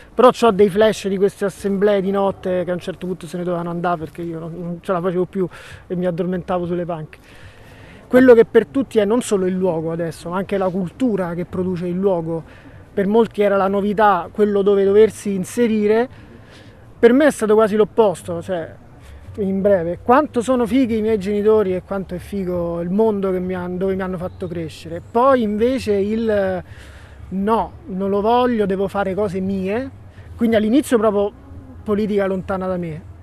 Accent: Rome, Lazio, Italy; io sono figlio di eh, una occupante che, che sta qui invece dall'86. Sono stato uno dei primi, uno dei primi bambini

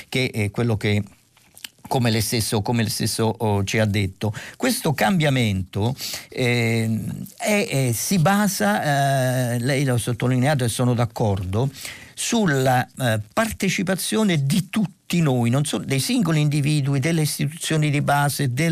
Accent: Marche, Italy; born there; buonsenso e pragmatismo marchigiano direi, insomma io sono nato nelle Marche quindi in qualche modo sono partecipe a questa idea

